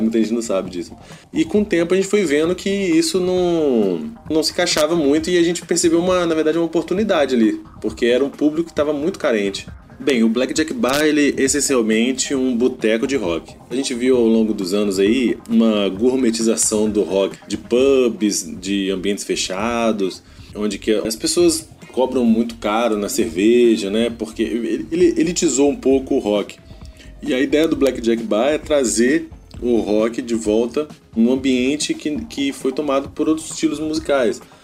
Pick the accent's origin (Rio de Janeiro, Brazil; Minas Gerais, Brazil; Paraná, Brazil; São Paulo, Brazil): Minas Gerais, Brazil; Juiz de Fora; also born or lived in Espírito Santo; now in Vila Velha, Brazil; Eu sou mineiro de Juiz de Fora, mas moro aqui no Espírito Santo desde 2004.